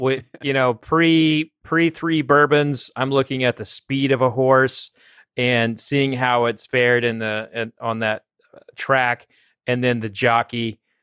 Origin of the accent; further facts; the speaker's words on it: Oklahoma, United States; I'm from Oklahoma